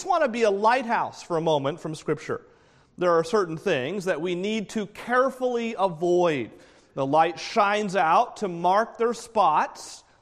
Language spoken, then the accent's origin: English; New England, United States; moved away; I grew up in New England.